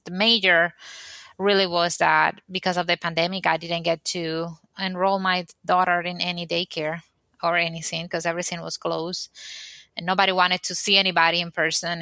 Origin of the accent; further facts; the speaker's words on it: Dominican Republic; moved away as an adult; now in United States; I am originally from the Dominican Republic and I used to have a business back there